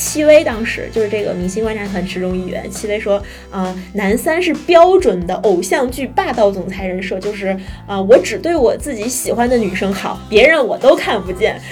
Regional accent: Tianjin, China; 我是天津 人吧

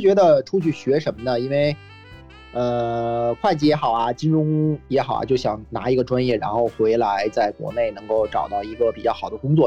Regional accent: Beijing, China; moved away as an adult; now in Australia; 因为我是来自北京嘛

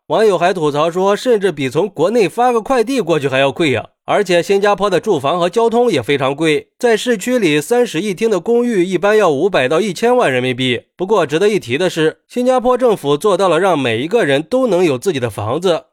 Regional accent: China; 作为一个中国人

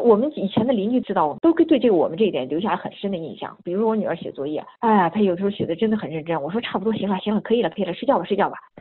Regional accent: China

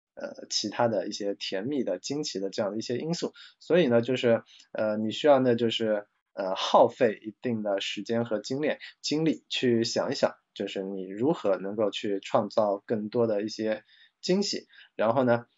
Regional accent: China; 我们中国人

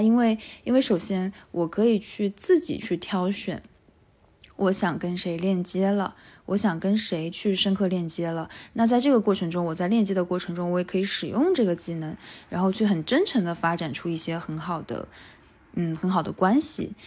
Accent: Wuxi, Jiangsu, China; now in Tokyo, Japan; 因为我是无锡人哈

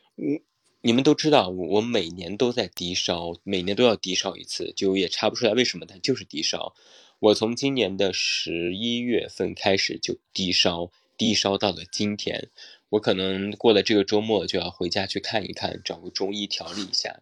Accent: Taiyuan, Shanxi, China; 我是太原人

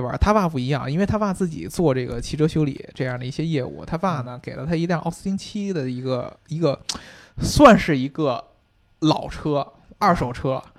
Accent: United Kingdom; 就不止我们英国人，像法拉利啊什么的

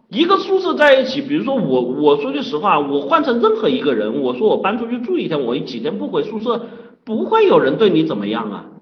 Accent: China; 饭局作为我们生活啊，作为我们中国人啊，特别重要的一个社交场合。

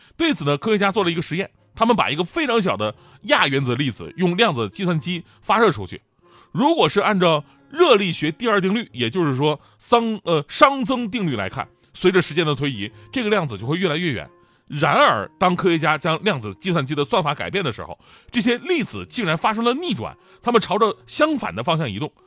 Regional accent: Changchun, Jilin, China; 去到我的家乡金陵长春，跟我们的家乡球队踢了一场友谊赛

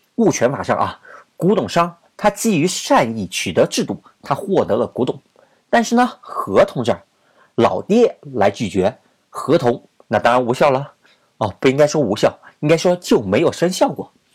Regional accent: China; 咱们都是中国人

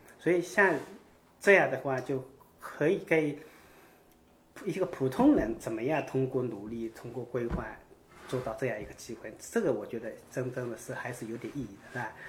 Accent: China; moved away as an adult; now in United States; 小时候也在农村

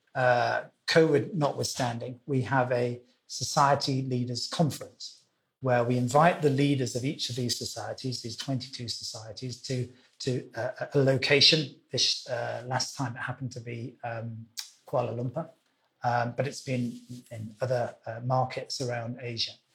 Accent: Wales, United Kingdom; also born or lived in London / Zurich / Miami / Singapore; now in Hong Kong; I was born in Wales, uh, which is the western country of the of the UK.

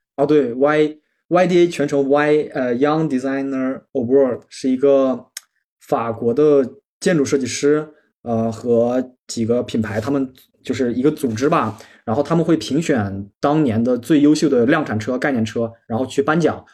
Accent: Inner Mongolia, China; moved away as an adult; now in Paris, France; 我来嗯自哼咱们祖国的西部内蒙古嗯国哼，然后就是比较干旱，然后我们家里人有人在做环保，就是种树啊之类的

